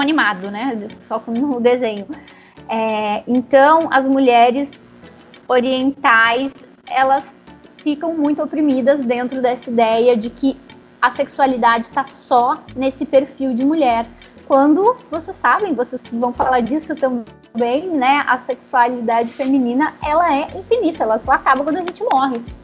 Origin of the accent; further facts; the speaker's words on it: Rio Grande do Sul, Brazil; Eu nasci no Rio Grande do Sul, eu fui muito privada do convívio com é, pessoas descendentes africanos, porque tem menos lá no Rio Grande do Sul